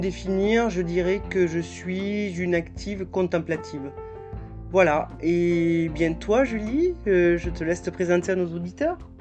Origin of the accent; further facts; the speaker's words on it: south of France, France; accent: petit accent du sud de la France; j'ai un petit accent du sud de la France